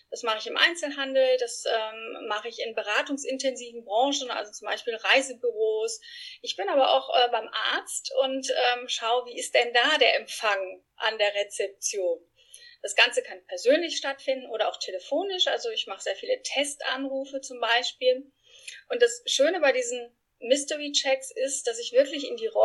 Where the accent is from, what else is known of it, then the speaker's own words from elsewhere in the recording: Spain; German is a second language; now in Frankfurt, Germany; Ich bin Spanierin, nicht eingeheiratet, sondern wirklich echte Spanierin. Bin in Spanien groß geworden und äh, lebe in Frankfurt mittlerweile mit meinen zwei Jungs und meinem Mann.